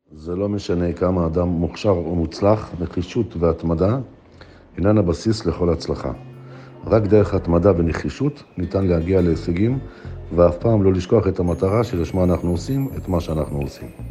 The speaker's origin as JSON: {"language": "Hebrew", "town": "Rehovot", "region": "Central District", "country": "Israel", "tie": "born or raised there", "lives_now": "Gedera, Israel", "said": "גדלתי ברחובות, היום אני שוכר דירה בגדרה."}